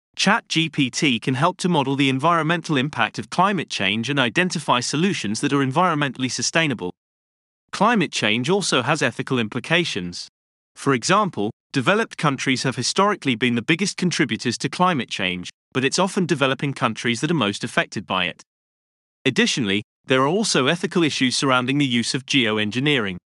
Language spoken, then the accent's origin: English; London, United Kingdom; Growing up in London